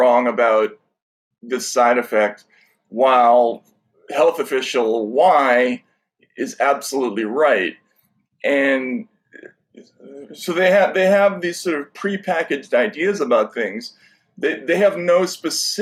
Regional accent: United States; we have a very unique tradition with speech in this country, and it's something that was taught to all of us at a very young age

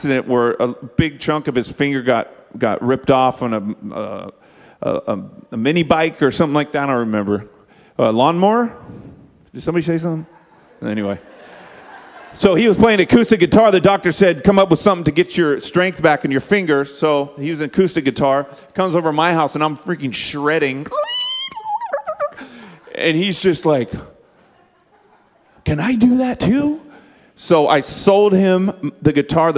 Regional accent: Bakersfield, California, United States; I grew up in Bakersfield, California, the home of Hee Haw

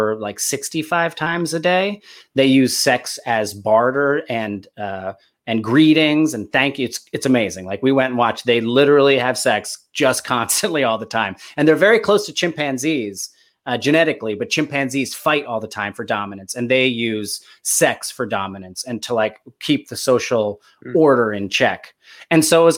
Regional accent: New Jersey, United States; now in Los Angeles, United States; I grew up in Jersey.

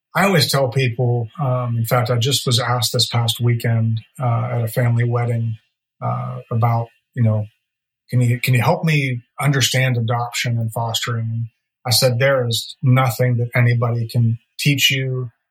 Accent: Pittsburgh, Pennsylvania, United States; moved away as an adult; also born or lived in Virginia / Florida; now in Nashville, United States; born and raised in Pittsburgh

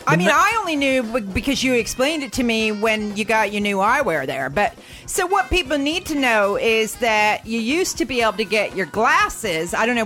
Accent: United States; moved away as an adult; now in United Kingdom; as an American, I've got a bad feeling about British dentists.

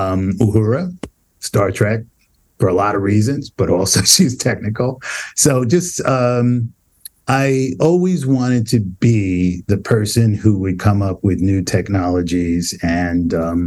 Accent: New York City, New York, United States; I grew up in Brownsville, Brooklyn. It's a relatively poor neighborhood. We were relatively poor.

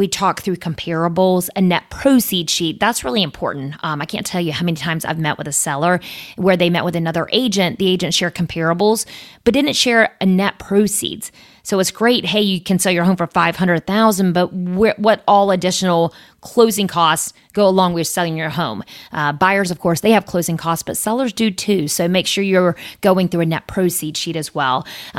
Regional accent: Coates, North Carolina, United States; I grew up in Coates. That's the boonies.

